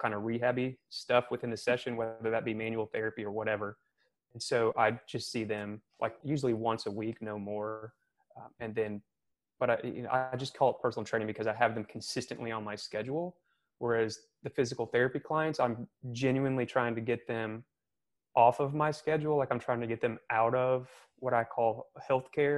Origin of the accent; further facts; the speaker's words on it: Missouri, United States; moved away as an adult; also born or lived in California; now in Charleston, United States; I'm originally from Missouri